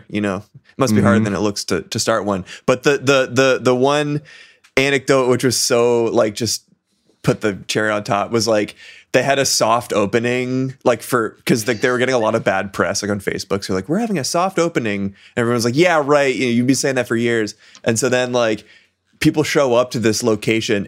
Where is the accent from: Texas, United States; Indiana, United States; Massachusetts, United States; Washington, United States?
Massachusetts, United States; I'm from Massachusetts